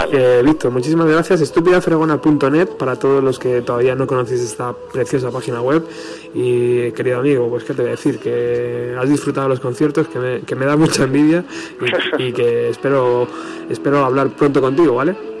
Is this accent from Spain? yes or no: yes; Spain; fan español